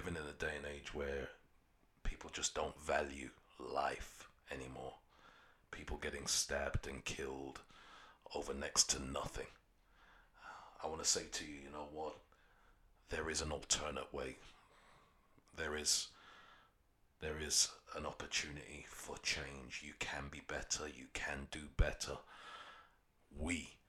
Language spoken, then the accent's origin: English; London, United Kingdom; I grew up in Peckham for the majority of my life, 30 plus years